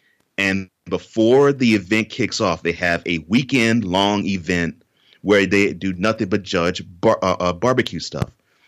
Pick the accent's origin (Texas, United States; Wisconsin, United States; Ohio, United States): Texas, United States; Houston; also born or lived in New Orleans; now in Nashville, United States; I was born in New Orleans, mm-hmm. but I moved to Houston when I was two and a half months. So I basically consider myself a native Houstonian. And so I grew up there, and now I have moved to Nashville since.